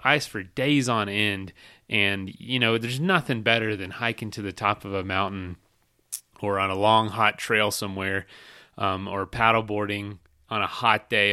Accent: Polk County, Central Florida, United States; moved away; I'm from Florida. I'm from Central Florida, Polk County

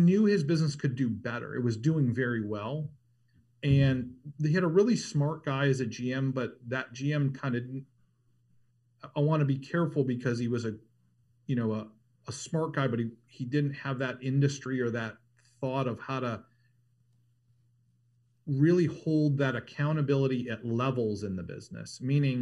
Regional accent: Ohio, United States; moved away as an adult; also born or lived in Denver / Boulder / Los Angeles; now in Southern California, United States; I grew up in Ohio

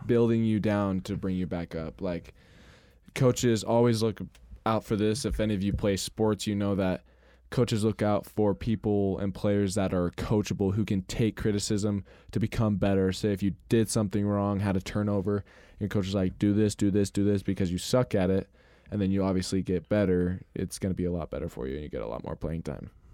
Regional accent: Rexburg, Idaho, United States; also born or lived in Montana; I was born in Rexbur-, in Idaho, in Rexburg, and then I moved to Montana for, like, six years, and then we came back

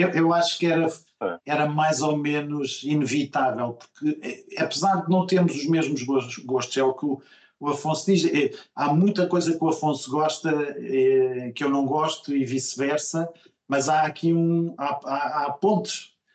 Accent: Coimbra, Centro, Portugal; moved away; eu sou de Coimbra originariamente, embora não tenha vivido lá boa parte da minha vida, mas eh, nasci lá. Uh, e depois vivi lá durante anos importantes, não é? da adolescência e, e universidade

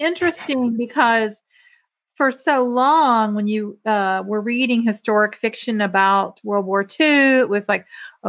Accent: Ireland; Which I'm Irish, so.

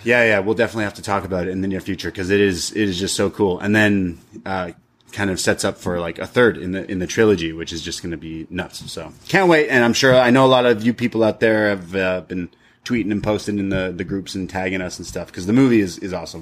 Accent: Canada; I, as a Canadian traveling

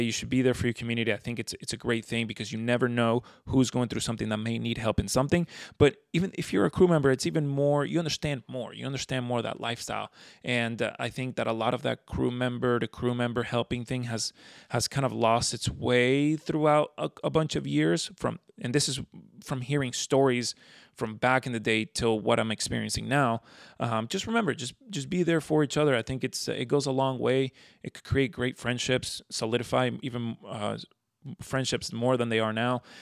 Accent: South Florida, United States; also born or lived in Venezuela; I've grown up in South Florida

